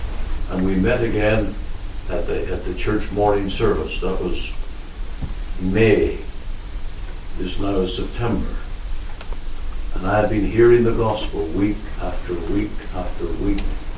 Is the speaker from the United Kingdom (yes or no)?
yes; Omagh, Northern Ireland, United Kingdom; And I can only bless God for the day that the Lord sent Reggie Cranston to my hometown, where I heard the gospel and on September 1st, 1974, was saved.